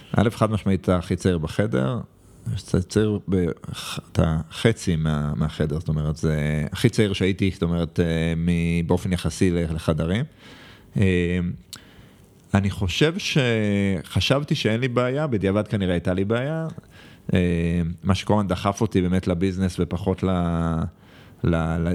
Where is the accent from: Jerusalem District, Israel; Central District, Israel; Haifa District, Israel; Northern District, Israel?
Jerusalem District, Israel; Jerusalem; moved away as an adult; now in Tel Aviv, Israel; אני עדיין ירושלמי